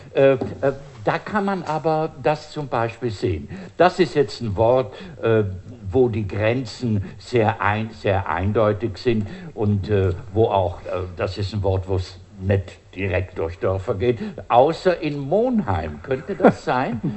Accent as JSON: {"language": "German", "area": "Bruneck", "region": "Trentino-Alto Adige", "country": "Italy", "tie": "born or raised there", "also_born_or_lived": "Siegburg / Rhineland", "moved": "yes", "lives_now": "Germany", "said": "mit denen bin ich aufgewachsen und äh, habe das natürlich für ein Brunneke-Phänomen gehalten. Gell? So meine Heimat, gut, da ist das halt so."}